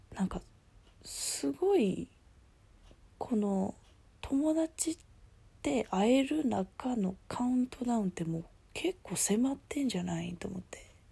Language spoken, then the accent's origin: Japanese; Kansai, Japan; moved away as an adult; also born or lived in Ishigaki Island, Okinawa; now in Ishigaki, Japan; この地元の関西の方に帰ってきてるんですけど